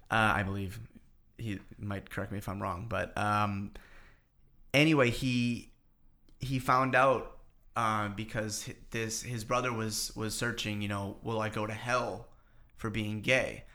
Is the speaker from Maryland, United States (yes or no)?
no; Boston, Massachusetts, United States; now in New York, United States; I was just back home. I'm from Boston